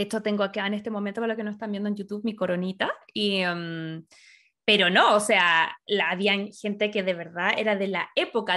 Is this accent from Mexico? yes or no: no; Chile; now in California, United States; Nosotros como latino y como chileno